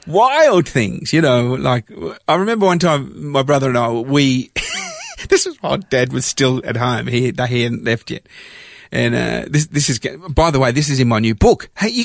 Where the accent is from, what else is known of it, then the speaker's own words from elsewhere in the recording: Melbourne, Victoria, Australia; also born or lived in London / Cyprus (parents); in 1967, I was 7 years old, and our family immigrated to Australia, and we landed in Melbourne, and I grew up in Australia